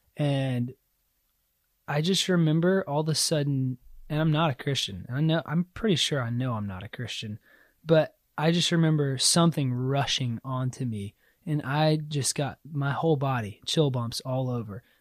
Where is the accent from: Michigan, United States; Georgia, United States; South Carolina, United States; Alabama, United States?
South Carolina, United States; moved away; I grew up in South Carolina, so the Bible Belt.